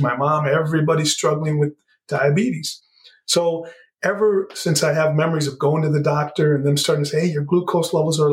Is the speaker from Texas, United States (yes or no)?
yes; Southern Texas, United States; moved away; also born or lived in Chicago area; Yeah, so I grew up in Southern Texas. I grew up speaking Spanish and English because my grandparents spoke very little English, so I had to learn them both